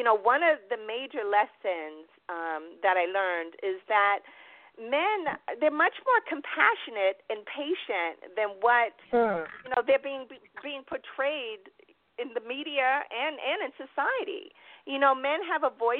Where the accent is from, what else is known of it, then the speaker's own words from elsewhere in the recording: New York, United States; moved away; also born or lived in Boston, Massachusetts / Dallas, Texas / California / Atlanta, Georgia; raised in New York